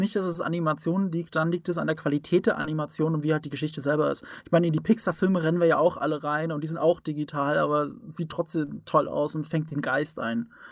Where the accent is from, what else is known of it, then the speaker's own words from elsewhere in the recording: Rhineland-Palatinate, Germany; ich komme aus der Pfalz